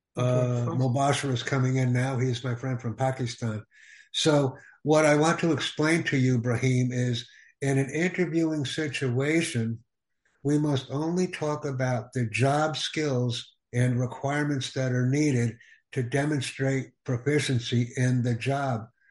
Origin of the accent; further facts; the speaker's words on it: United States; I am from the United States